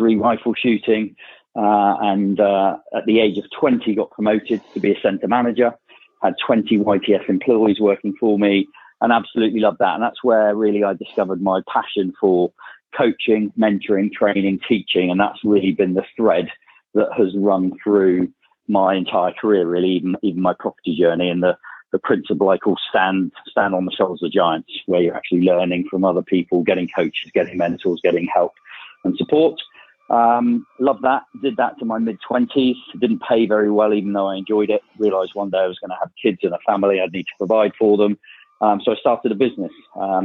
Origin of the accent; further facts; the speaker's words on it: Bournemouth, South West England, United Kingdom; also born or lived in South Africa; I'm from Bournemouth, down in Dorset, where I still live. Spend about half of my time there. Four kids, and that's where I grew up